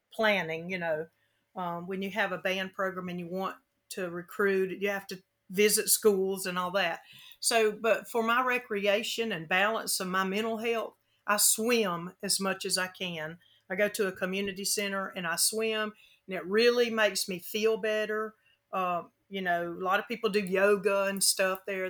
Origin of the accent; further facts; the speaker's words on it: Frankfurt, Hesse, Germany; moved away; I was born in Germany, in Frankfurt